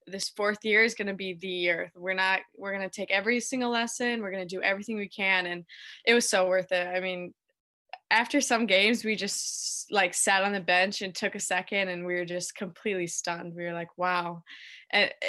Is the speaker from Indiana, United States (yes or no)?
no; Naperville, Illinois, United States; Yeah, so I grew up in Naperville, Illinois, right outside of Chicago.